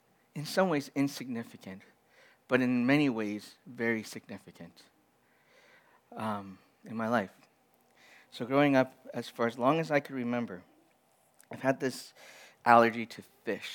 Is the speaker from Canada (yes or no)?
yes; Edmonton, Alberta, Canada; I grew up in Edmonton